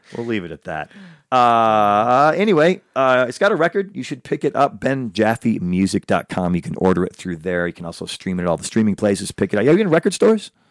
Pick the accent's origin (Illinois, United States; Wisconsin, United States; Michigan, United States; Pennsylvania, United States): Illinois, United States; Chicago; now in Los Angeles, United States; he's also from my hometown, Chicago